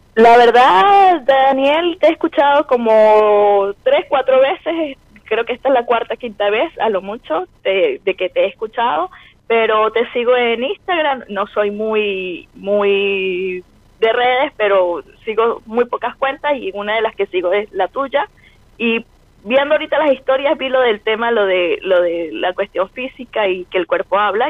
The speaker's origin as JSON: {"language": "Spanish", "country": "Venezuela", "moved": "as an adult", "lives_now": "Santiago, Chile", "said": "Venezolana, venezolana viviendo en Santiago de Chile."}